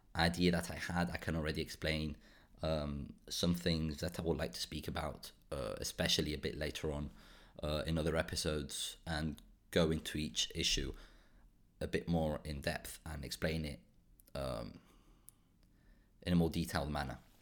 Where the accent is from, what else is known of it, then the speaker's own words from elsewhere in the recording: Spain; also born or lived in Portugal / Belgium / United Kingdom; now in Brussels, Belgium; I grew up in Spain, I moved to Portugal, and I've been now in Belgium for around ten years